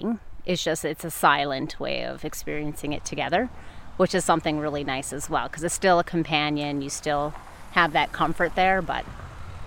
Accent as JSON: {"language": "English", "region": "Michigan's Upper Peninsula", "country": "United States", "moved": "yes", "said": "I am originally from Michigan's Upper Peninsula"}